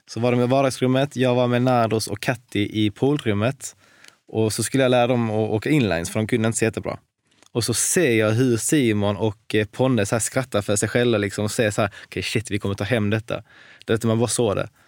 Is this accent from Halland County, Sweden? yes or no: yes; Varberg, Halland County, Sweden; Jag är, från Varberg.